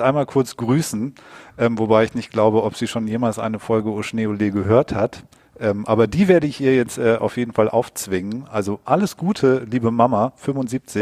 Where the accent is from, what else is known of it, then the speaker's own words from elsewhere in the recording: Southern Germany, Germany; now in Hamburg, Germany; Ich bin in Süddeutschland groß geworden